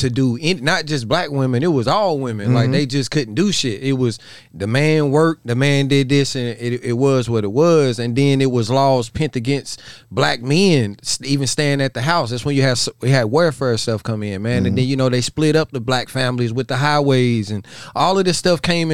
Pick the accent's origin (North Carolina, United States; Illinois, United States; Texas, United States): North Carolina, United States; Statesville; I'm from Statesville, North Carolina